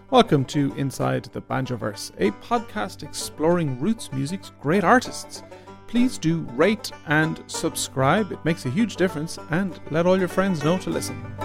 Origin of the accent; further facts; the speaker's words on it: Ireland; I'm an Irish banjo player